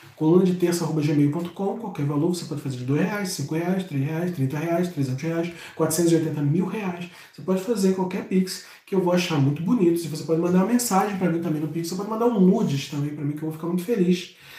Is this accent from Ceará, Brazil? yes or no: no; Rio de Janeiro, Brazil; eu sou de Madureira, eu sinto o cheiro de quem é de Madureira